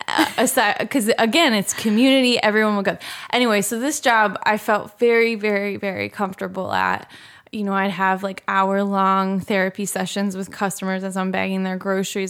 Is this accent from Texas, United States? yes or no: no; Philadelphia, Pennsylvania, United States; I'm from the Philadelphia area